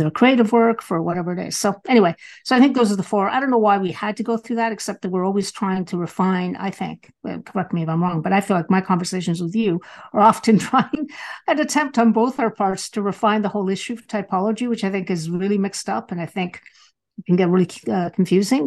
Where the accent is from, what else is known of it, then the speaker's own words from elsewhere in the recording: Galicia, Spain; moved away; where I was born in Spain, it is the Northwest